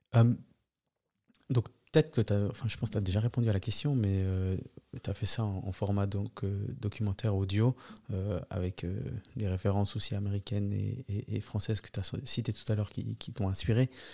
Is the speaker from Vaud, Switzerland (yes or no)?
no; Neuchâtel, Switzerland; en tant que Neuchâtelois